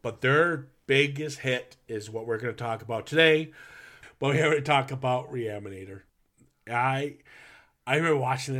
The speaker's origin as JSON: {"language": "English", "region": "Minnesota", "country": "United States", "tie": "born or raised there", "said": "I grew up in the Midwest. Yeah. So Minnesota wasn't going to."}